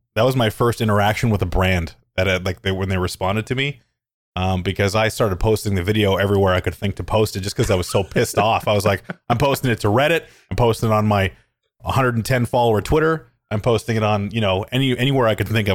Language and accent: English; Calgary, Alberta, Canada; I'm from Calgary, Alberta. It's a city in Canada. I grew up there and I live there still.